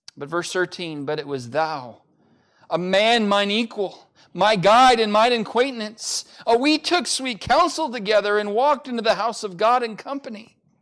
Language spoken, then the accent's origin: English; United States; as an American